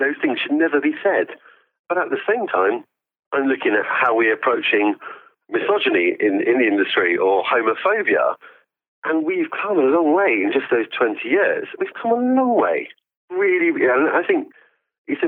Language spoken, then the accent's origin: English; London, United Kingdom; My parents came to this country in the 1970s from East Africa.